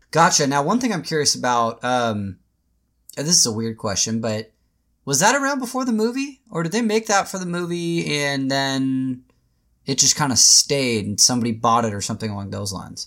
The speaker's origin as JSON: {"language": "English", "town": "Tacoma", "region": "Washington", "country": "United States", "tie": "born or raised there", "also_born_or_lived": "Portland", "said": "I grew up in Tacoma, Washington, which is just like an hour south of Seattle"}